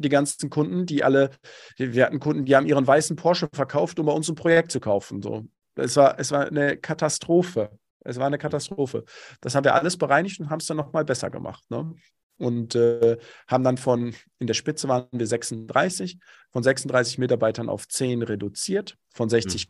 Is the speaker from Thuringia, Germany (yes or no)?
no; Bochum, North Rhine-Westphalia, Germany; Ich komme aus dem Ruhrgebiet, bin Bochumer durch und durch